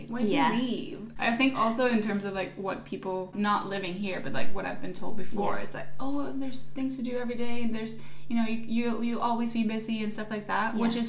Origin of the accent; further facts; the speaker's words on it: Stockholm, Stockholm County, Sweden; moved away as an adult; now in London, United Kingdom; Because we're from Stockholm and it's just like a 2.5 hour flight.